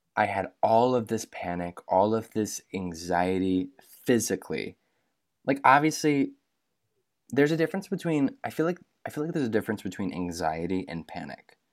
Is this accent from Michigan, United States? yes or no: yes; Michigan, United States; I grew up in Michigan, so I'm twenty-five, I grew up in Michigan